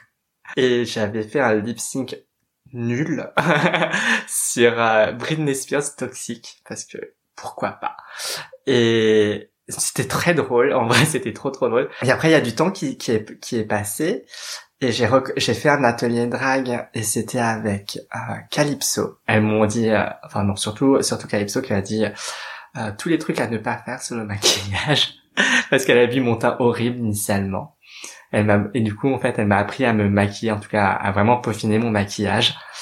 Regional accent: Paris, Île-de-France, France; je suis née à Paris. Euh, très exactement dans le 13e arrondissement pour ne pas être absolument pas cliché. et donc j'ai vécu à peu près toute ma vie à Paris et en banlieue

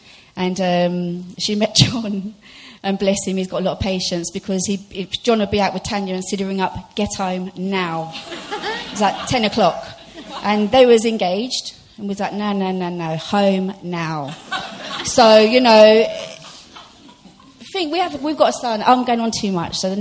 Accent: London, United Kingdom; I grew up in Brixton

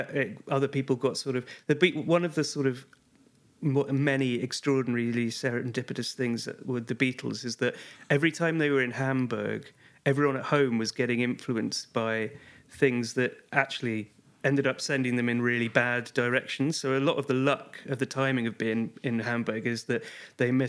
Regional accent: Liverpool, North West England, United Kingdom; I'm from Liverpool and grew up with them.

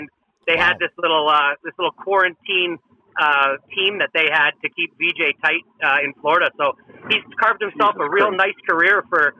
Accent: Canada; born or raised there

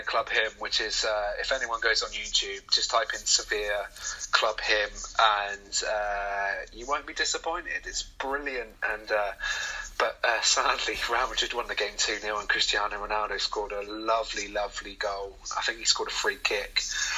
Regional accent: United Kingdom; accent: British; with my British accent.

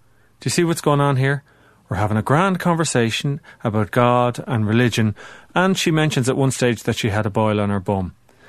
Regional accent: Ireland; I'm Irish

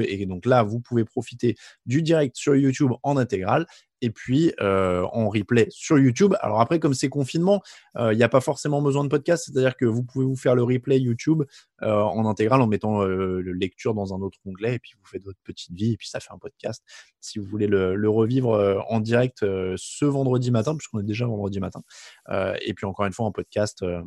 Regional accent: France; je suis français

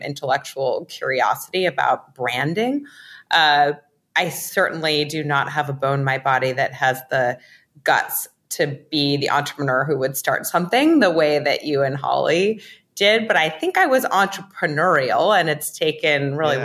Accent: New York City, New York, United States; I grew up in New York City

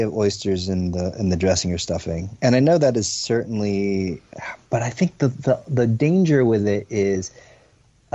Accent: New Jersey, United States; I was born and raised in New Jersey, but my folks came from China, from Hong Kong

